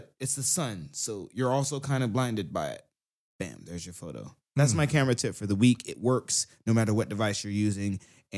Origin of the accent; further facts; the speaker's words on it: Southern United States, United States; I am from the South, yeah.